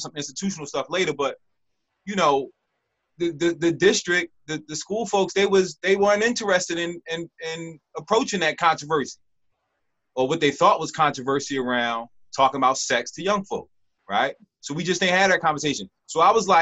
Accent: Philadelphia, Pennsylvania, United States; I'm from Philadelphia, and I didn't go, I went to middle school in my neighborhood

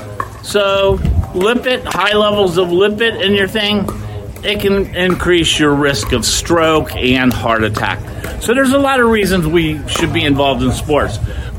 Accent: Oakland Park, Florida, United States; I'm in my hometown area of Oakland Park, and they just redid all these pickleball courts.

